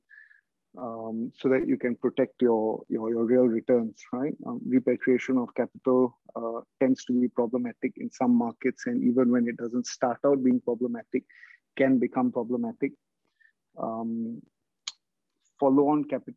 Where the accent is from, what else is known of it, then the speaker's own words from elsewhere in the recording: Singapore; I'm from Southeast Asia, so Singapore